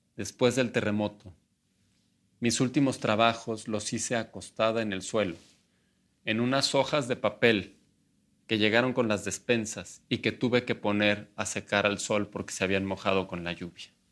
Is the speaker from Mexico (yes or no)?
yes; Mexico; como muchos mexicanos